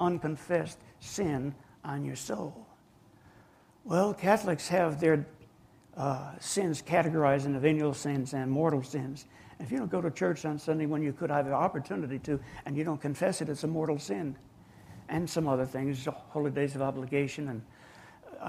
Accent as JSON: {"language": "English", "region": "New Jersey", "country": "United States", "tie": "born or raised there", "moved": "yes", "lives_now": "Georgia, United States", "said": "I was born and raised in New Jersey. And I moved down here to the sunny South in 1954"}